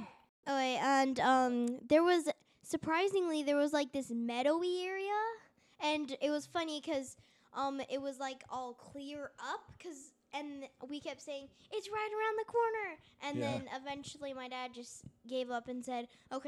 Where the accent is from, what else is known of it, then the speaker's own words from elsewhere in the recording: Marysville, Washington, United States; I'm from Marysville, Washington.